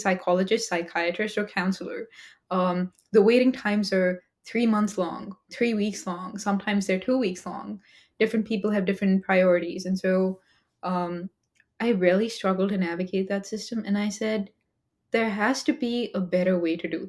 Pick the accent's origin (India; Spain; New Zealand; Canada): India; moved away as an adult; now in United States; as an Indian immigrant in the US, I came to the US to study engineering